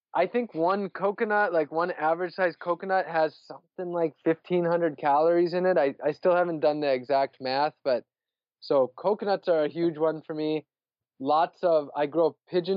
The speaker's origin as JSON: {"language": "English", "region": "northern Wisconsin", "country": "United States", "tie": "born or raised there", "also_born_or_lived": "San Diego, California", "moved": "as an adult", "lives_now": "Orlando, United States", "said": "I'm from Wisconsin, northern Wisconsin."}